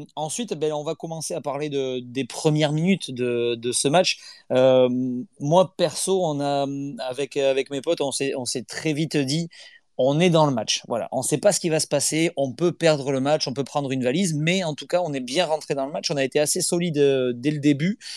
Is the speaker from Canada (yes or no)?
no; the South-West, south-west France, France; je suis pas de Nantes, hein. je, suis, du Sud-Ouest